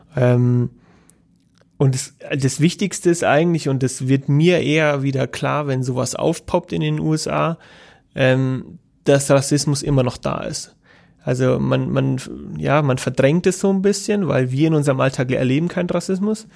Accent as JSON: {"language": "German", "country": "Germany", "said": "bei uns in Deutschland"}